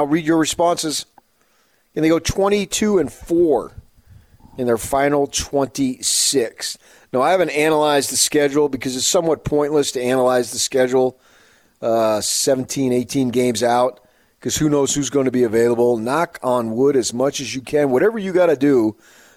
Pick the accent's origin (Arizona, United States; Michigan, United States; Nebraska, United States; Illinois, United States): Arizona, United States; Phoenix; I grew up in Phoenix